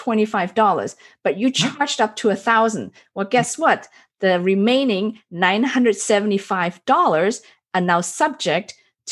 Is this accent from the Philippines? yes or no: no; Germany; now in United States; when I was raised in Germany